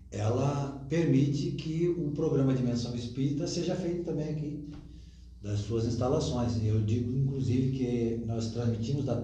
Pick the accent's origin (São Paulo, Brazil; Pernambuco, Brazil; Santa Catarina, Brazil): Santa Catarina, Brazil; eu, o Edson, que somos é, criados aqui, né, que viemos depois